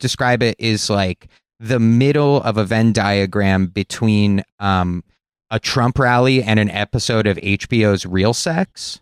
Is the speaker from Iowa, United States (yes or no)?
no; Los Angeles, California, United States; I'm from Los Angeles